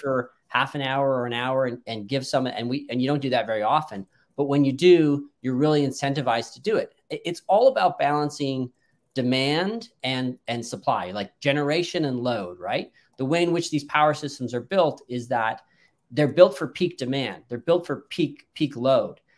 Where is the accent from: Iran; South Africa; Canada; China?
Canada; I'm actually Canadian